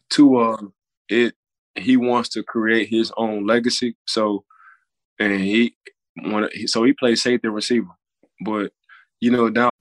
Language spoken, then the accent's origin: English; New Orleans, Louisiana, United States; now in Florida, United States; I'm from New Orleans